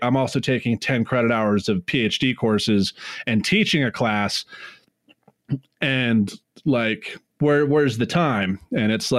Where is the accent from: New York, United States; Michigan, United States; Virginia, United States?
Virginia, United States; Northern; also born or lived in Oklahoma; now in Boulder, United States; I grew up in Northern Virginia